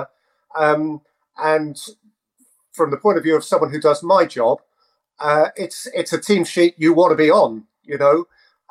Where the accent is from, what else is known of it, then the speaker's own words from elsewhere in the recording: England, United Kingdom; we're so lucky as English folk to have the go-to league on our doorstep